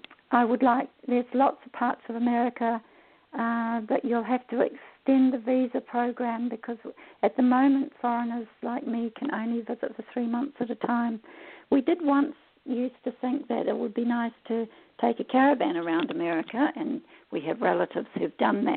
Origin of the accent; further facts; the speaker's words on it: Samoa; But I also travelled as a child. I was brought up in Western Samoa for several years.